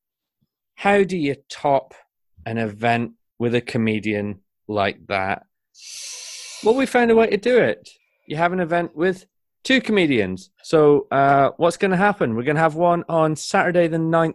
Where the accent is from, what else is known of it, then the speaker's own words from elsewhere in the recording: Shetland, Scotland, United Kingdom; I grew up in Shetland